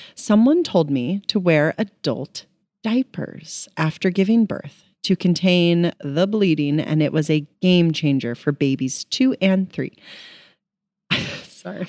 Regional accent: Kansas, United States; moved away; I grew up in Kansas

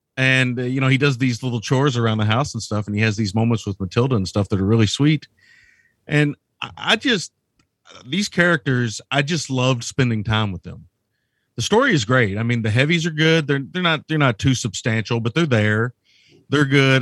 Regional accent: United States; I'm an American.

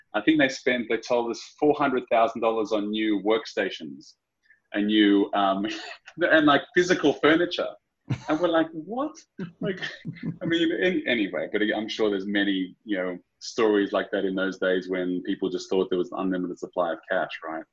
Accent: Sydney, New South Wales, Australia; moved away; born and raised out of Sydney, um, Aussie through and through

